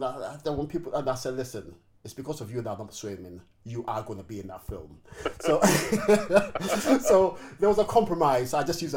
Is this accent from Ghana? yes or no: yes; Ghana; moved away as an adult; also born or lived in United Kingdom; I left the UK. My parents decided to go on a holiday to Ghana, where I'm originally from, in when I was 9 years old. It was a holiday that lasted 10 years. And so, yeah, so I grew up in Ghana, and I didn't come back till I was about 18, 19.